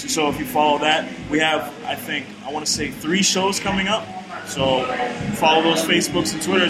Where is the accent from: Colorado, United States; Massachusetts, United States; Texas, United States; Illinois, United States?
Massachusetts, United States; Brockton; I'm born and raised Brockton, Massachusetts.